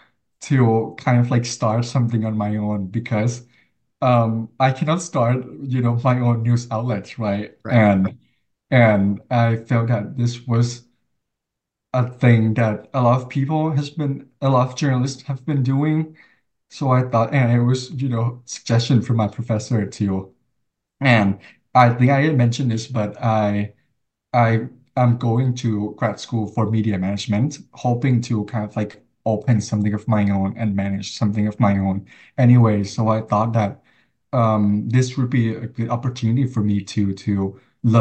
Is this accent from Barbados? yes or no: no; Thailand; now in United States; I was from Thailand. I grew up in Thailand